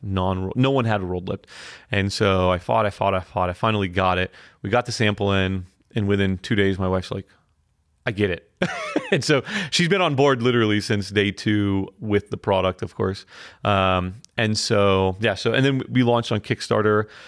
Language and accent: English; Fort Lauderdale, Florida, United States; moved away as an adult; now in Asheville, United States; we're from Fort Lauderdale